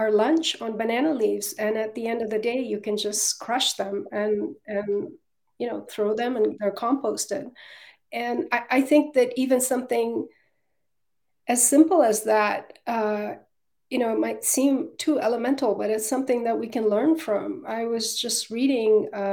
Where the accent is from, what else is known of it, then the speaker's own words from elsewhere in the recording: Northeast India, India; now in United States; I grew up partly in Northeast India, a region that was truly teeming with 10,000 plant species